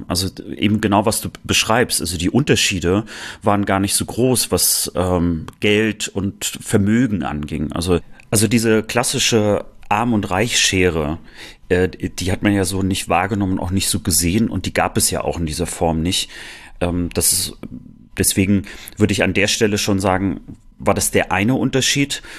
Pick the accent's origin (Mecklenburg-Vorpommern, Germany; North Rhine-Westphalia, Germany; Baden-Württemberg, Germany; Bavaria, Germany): Mecklenburg-Vorpommern, Germany; Rostock; Ich als Rostocker natürlich Seemann